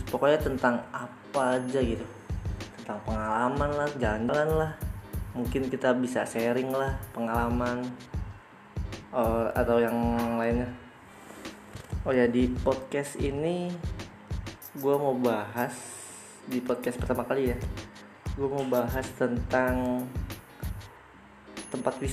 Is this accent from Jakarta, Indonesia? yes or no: yes; Jakarta, Indonesia; oke list pertama ini ada di Jakarta dulu mungkin ya kota gue sendiri di Jakarta nih ya